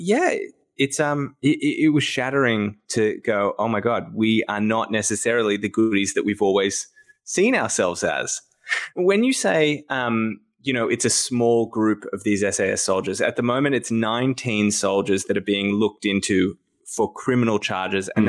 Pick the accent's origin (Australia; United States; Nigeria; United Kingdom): Australia; as an Australian